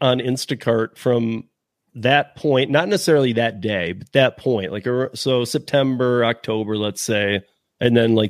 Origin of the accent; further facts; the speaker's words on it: Michigan, United States; moved away; I'm from Michigan originally